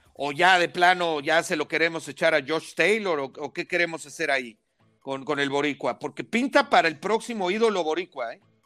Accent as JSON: {"language": "Spanish", "country": "Mexico", "said": "los que somos mexicanos"}